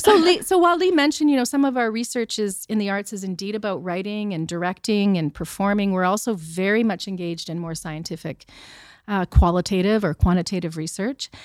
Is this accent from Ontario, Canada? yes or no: no; Sherwood Park, Alberta, Canada; I grew up in Sherwood Park